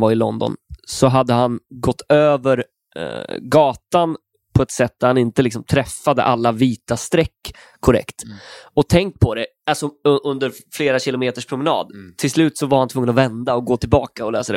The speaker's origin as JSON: {"language": "Swedish", "town": "Stenstorp", "region": "Västra Götaland", "country": "Sweden", "tie": "born or raised there", "moved": "as an adult", "lives_now": "Stockholm, Sweden", "said": "Från en liten ort mellan Falköping och Skövde. Ja. Stenstorp heter det"}